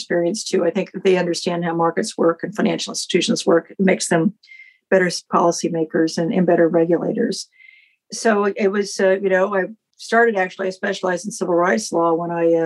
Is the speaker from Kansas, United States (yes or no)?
yes; Independence, Kansas, United States; moved away as an adult; also born or lived in Washington / eastern shore of Maryland; now in Maryland, United States; So I grew up in Southeast Kansas, a little town called Independence.